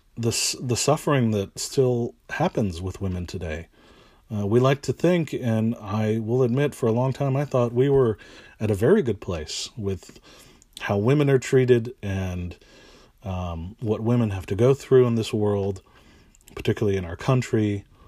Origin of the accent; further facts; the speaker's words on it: East Bay, San Francisco Bay Area, California, United States; also born or lived in San Jose, California; I am from the San Francisco Bay Area, Uh, I was born and raised here in the East Bay.